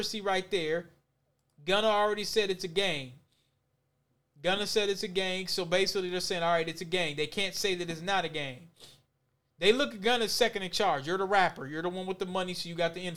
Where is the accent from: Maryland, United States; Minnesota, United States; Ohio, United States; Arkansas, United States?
Minnesota, United States; Minneapolis; me and Solomon here, we're from the West Bank